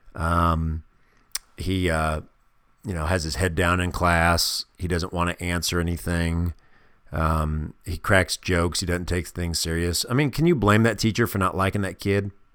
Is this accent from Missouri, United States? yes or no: yes; Kansas City, Missouri, United States; moved away; growing up in the Midwest in a city called Kansas City, Missouri